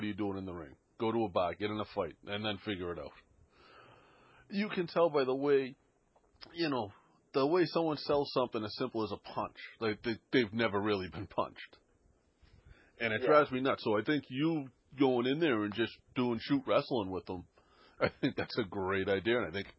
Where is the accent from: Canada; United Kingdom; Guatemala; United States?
United States; Boston, Massachusetts; But I grew up in the city. I grew up in Boston.